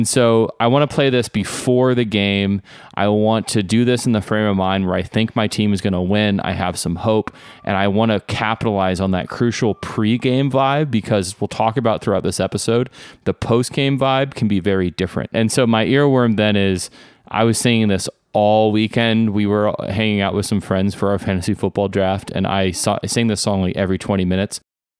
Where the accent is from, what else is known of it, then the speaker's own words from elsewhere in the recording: the South, United States; We grew up in the South, but most of us are like somewhat cosmopolitan suburban kids